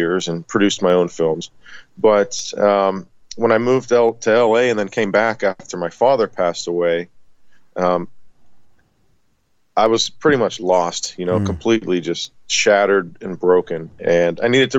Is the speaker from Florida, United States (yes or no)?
no; West Mifflin, Pennsylvania, United States; I'm from Pittsburgh, Pennsylvania, town called West Mifflin, Kennywood area